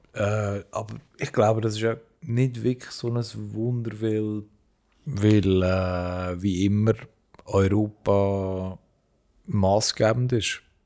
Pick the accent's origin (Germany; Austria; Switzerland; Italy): Switzerland; accent: High Alemannic; first language Swiss German; German is a second language; wir äh, aus der Schweiz, durch das, dass unser Dialekt